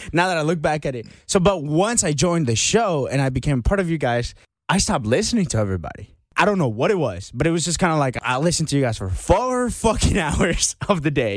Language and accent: English; Marietta, Georgia, United States; I I grew up in the Marietta, Atlanta area.